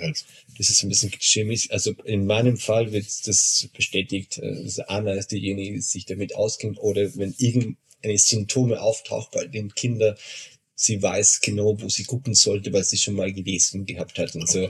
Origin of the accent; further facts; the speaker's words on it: Argentina; now in Regensburg, Germany; ich komme aus Argentinien